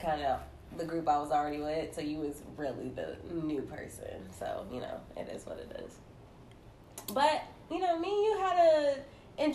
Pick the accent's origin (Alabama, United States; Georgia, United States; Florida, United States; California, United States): Georgia, United States; Atlanta; I was raised in Atlanta, but I'm Caribbean at heart